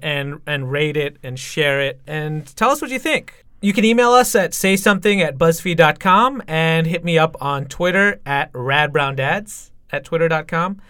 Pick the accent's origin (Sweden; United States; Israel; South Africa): United States; Michigan; I grew up in Michigan